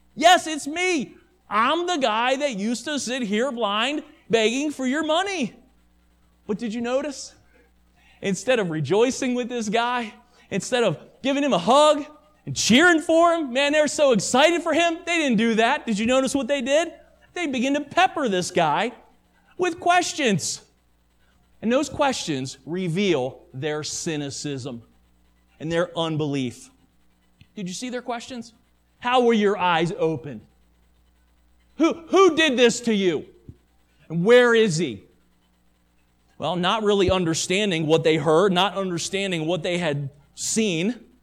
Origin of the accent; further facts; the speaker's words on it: United States; American Christians